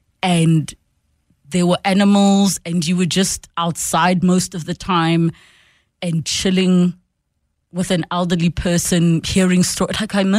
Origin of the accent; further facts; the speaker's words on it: Soweto, Gauteng, South Africa; from Soweto.